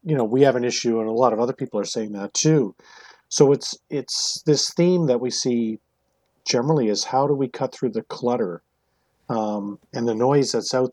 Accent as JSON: {"language": "English", "region": "Newfoundland and Labrador", "country": "Canada", "tie": "born or raised there", "moved": "yes", "said": "I grew up in Newfoundland, spent my summers in Nova Scotia"}